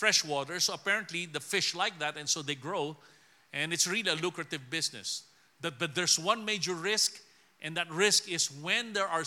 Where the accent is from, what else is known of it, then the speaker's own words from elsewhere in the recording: Philippines; I'm just someone from the Philippines